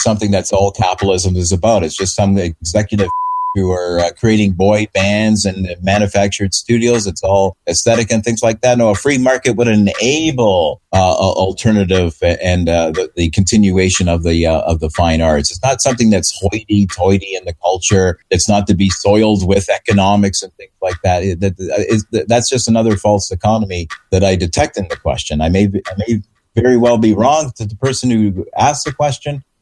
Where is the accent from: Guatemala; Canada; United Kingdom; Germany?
Canada; now in Vancouver, Canada; my fellow Canadians.